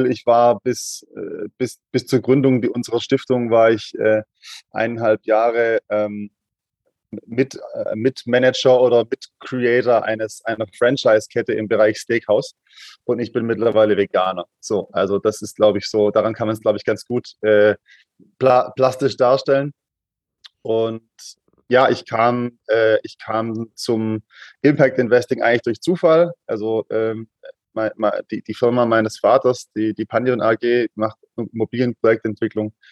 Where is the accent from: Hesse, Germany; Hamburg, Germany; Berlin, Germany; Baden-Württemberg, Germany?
Baden-Württemberg, Germany; Stuttgart; accent: Swabian; ich komme aus Stuttgart, man merkt es vielleicht an der einen oder anderen Stelle. Das, das, das Schwabentum kann man nicht hundertprozentig verstecken in der Sprache.